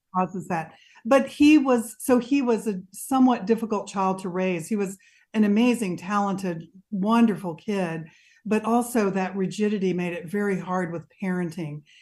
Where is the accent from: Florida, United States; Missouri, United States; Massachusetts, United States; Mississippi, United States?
Mississippi, United States; I grew up in Mississippi